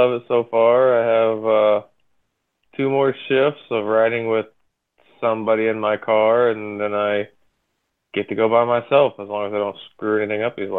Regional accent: Kentucky, United States; also born or lived in Palm Beach Gardens, Florida; I've lived in Kentucky my whole life.

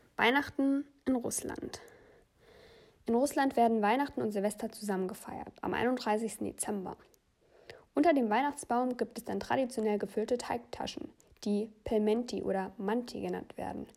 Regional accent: Germany; bei uns in Deutschland

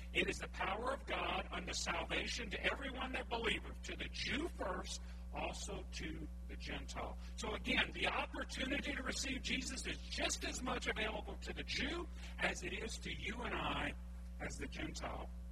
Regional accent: Cajun, Louisiana, United States; I'm Cajun

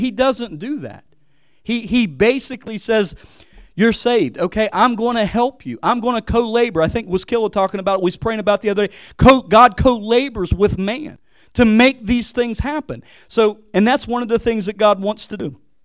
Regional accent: West Virginia, United States; moved away as an adult; also born or lived in Hawaii; coming back to West Virginia, I feel like a missionary back, back in my home state.

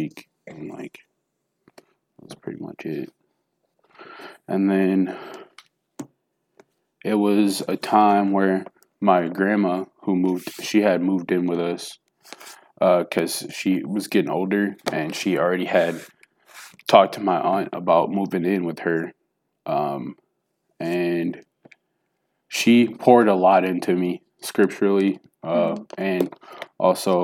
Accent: Milwaukee, Wisconsin, United States; also born or lived in Jackson, Tennessee; I was born in Jackson, Tennessee, and I moved to Milwaukee, Wisconsin when I was 3. So I'm from Wisconsin now

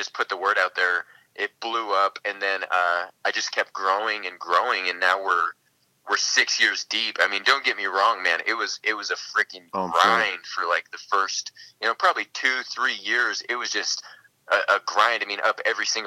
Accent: Billings, Montana, United States; I'm from Billings, Montana, up here in the north, where it's been below zero for the last, like, 3 months

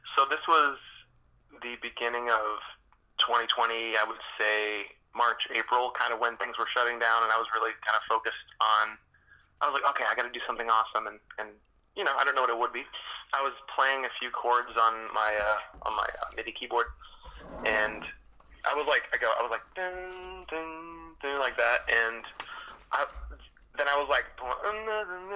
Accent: Albany, New York, United States; also born or lived in Boston, Massachusetts / Lawrence, Massachusetts; we were raised like a mix of Albany, New York, for 6 years

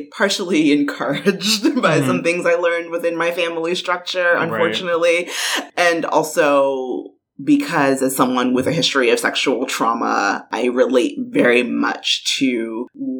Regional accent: New York City, New York, United States; also born or lived in Washington, District of Columbia, United States / San Francisco Bay Area, California; now in Atlanta, United States; I'm originally from Brooklyn, New York. Always and forever a Brooklyn girl.

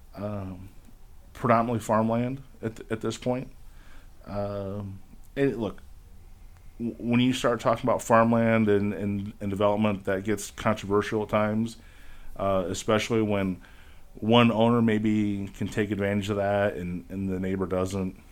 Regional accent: Bowling Green, Ohio, United States; I grew up in Bowling Green

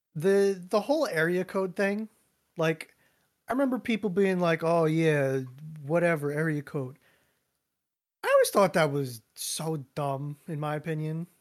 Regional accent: Reading, Pennsylvania, United States; my answer is Reading

